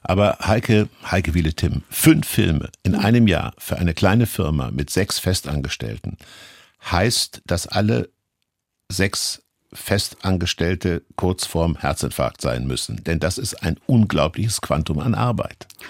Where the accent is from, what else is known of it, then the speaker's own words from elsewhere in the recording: Kassel, Hesse, Germany; ich stamme auch aus Kassel